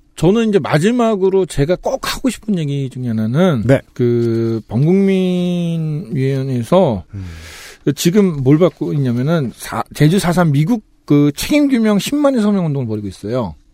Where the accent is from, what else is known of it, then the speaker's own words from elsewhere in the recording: Jeju, South Korea; 저희 그 제주도민 입장에서는